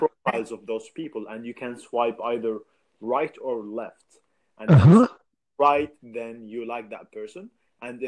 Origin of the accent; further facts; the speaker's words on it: Saudi Arabia; I'm from Saudi